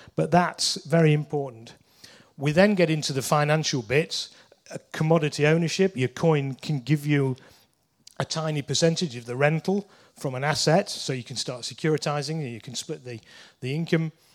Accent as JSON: {"language": "English", "town": "Leeds", "region": "Yorkshire and the Humber", "country": "United Kingdom", "said": "I'm from Leeds"}